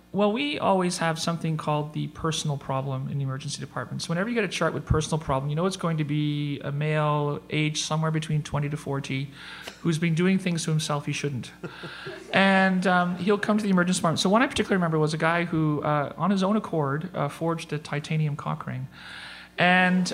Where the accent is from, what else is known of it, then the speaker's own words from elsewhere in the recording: Northern Ontario, Canada; I grew up in Northern Ontario